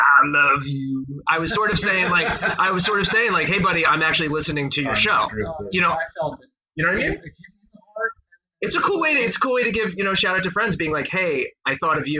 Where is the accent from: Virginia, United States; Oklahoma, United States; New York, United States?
New York, United States; New York City; moved away; I was born and raised in Queens